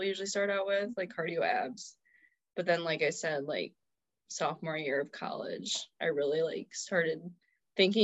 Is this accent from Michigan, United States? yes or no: yes; Rochester, Michigan, United States; I am from Rochester, Michigan.